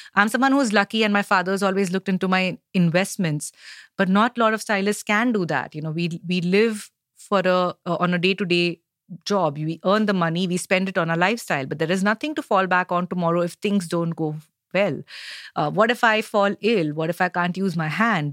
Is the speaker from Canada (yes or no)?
no; Mumbai, Maharashtra, India; I am from Bombay, I am a a Gujarati girl